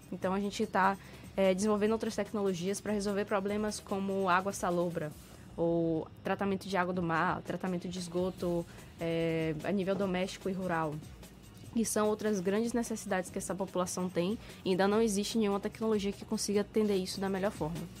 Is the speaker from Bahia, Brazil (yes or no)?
yes; Salvador, Bahia, Brazil; apesar de eu ser nascido e criado em Salvador